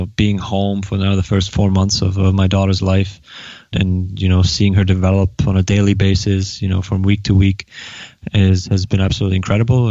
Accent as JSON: {"language": "English", "town": "Neustadt an der Aisch", "region": "Bavaria", "country": "Germany", "tie": "born or raised there", "moved": "yes", "said": "I grew up in Neustadt an der Aisch, which is about 30 to 45 minutes outside of Nuremberg, in Franconia, you know, Bavaria, northern Bavaria."}